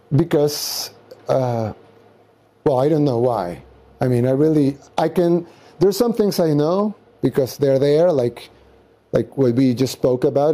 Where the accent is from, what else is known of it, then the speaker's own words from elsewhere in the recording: El Salvador; also born or lived in Nuevo Cuscatlán; I'm from El Salvador, third world country in Central America.